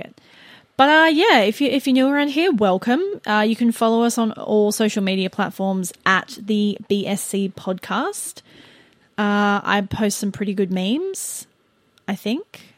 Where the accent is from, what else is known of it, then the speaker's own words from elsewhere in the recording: Australia; we are the Australian duo